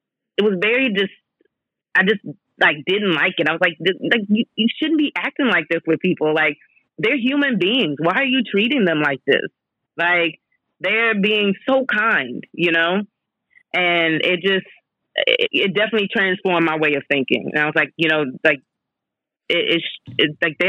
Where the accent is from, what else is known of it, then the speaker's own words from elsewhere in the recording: Texas, United States; moved away; also born or lived in China; I was like, "Texas,"